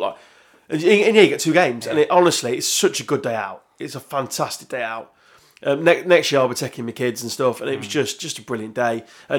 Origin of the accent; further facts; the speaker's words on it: Yorkshire and the Humber, United Kingdom; I'm from Yorkshire